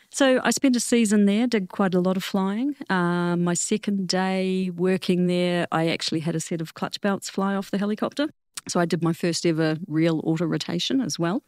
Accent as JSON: {"language": "English", "country": "New Zealand", "tie": "born or raised there", "also_born_or_lived": "Netherlands", "moved": "as an adult", "said": "I didn't come back to New Zealand for about seventeen years"}